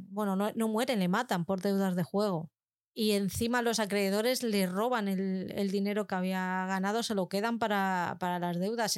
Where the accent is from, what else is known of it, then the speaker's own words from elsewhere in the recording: Algete, Community of Madrid, Spain; que están en mi pueblo además, y como la cabra siempre tira al monte, pues yo lo tengo que decir, tienen los almacenes en Algete, en Madrid